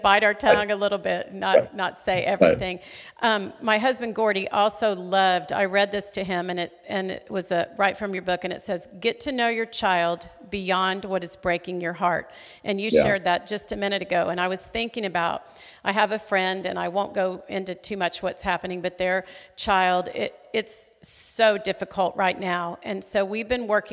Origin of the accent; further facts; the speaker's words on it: Fort Smith, Arkansas, United States; now in Tulsa, United States; my hometown of Fort Smith, Arkansas